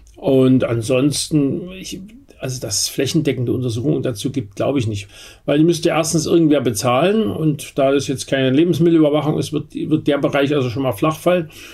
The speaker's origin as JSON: {"language": "German", "region": "Berlin", "country": "Germany", "said": "bei uns in Berlin"}